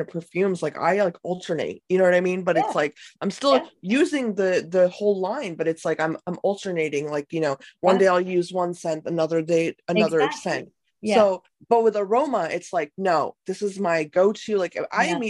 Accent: United States; as both Indian American and person, you know, that was grown up here

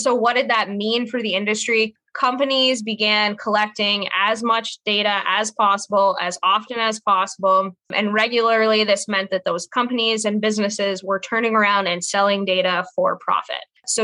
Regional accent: Tupper Lake, New York, United States; So I'm actually from the Adirondacks, Tupper Lake, New York. It's Yay. A very small town up near Lake Placid.

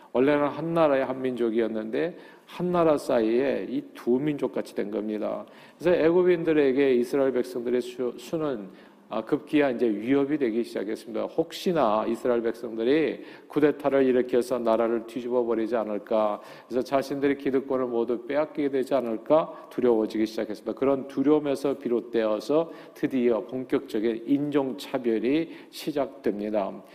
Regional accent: South Korea; now in United States; 우리 한국인들이요

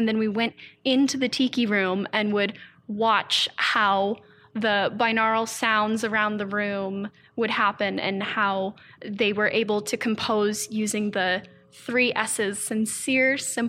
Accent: East Coast, United States; Because that was my childhood growing up on the East Coast.

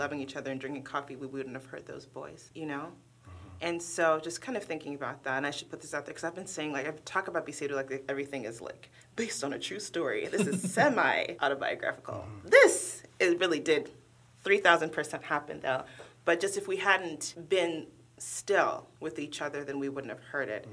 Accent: Oakland, California, United States; English is a second language; moved away as an adult; now in Cincinnati, United States; growing up in Oakland, my mother used to walk me and my older sister to the bus stop

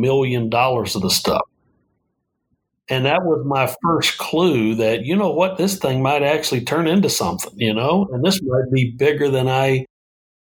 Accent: Northeast Georgia, United States; accent: Southern twang; now in Phoenix, United States; I grew up in Northeast Georgia.

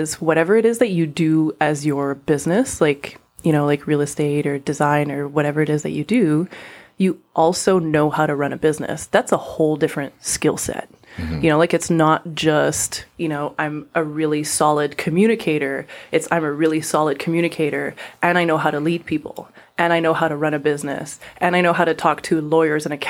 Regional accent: Montreal, Quebec, Canada; first language French; English is a second language; moved away as an adult; also born or lived in Singapore; I'm a Montrealer kind of through and through. I was born in Quebec

